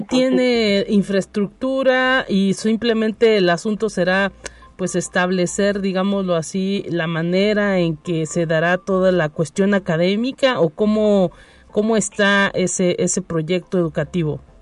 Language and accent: Spanish; Mexico; los mexicanos que luego también somos muy eh, dados a tener esas creencias